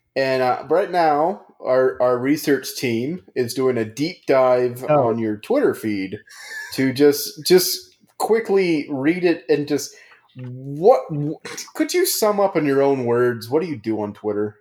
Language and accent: English; United States; we're American